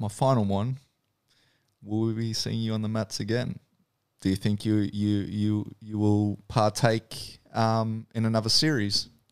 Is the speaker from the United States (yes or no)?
no; New Zealand; also born or lived in New South Wales; now in Australia; growing up in New Zealand